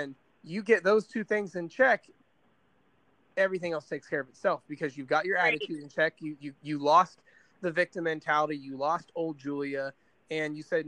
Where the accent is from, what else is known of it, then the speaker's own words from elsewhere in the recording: Indiana, United States; I'm from Indiana